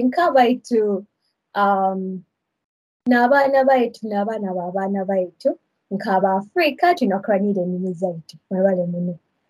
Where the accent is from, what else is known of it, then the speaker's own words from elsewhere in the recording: Uganda; first language Luganda; English is a second language; Yes, I'll end with my mother tongue. That is deeper. So for Luganda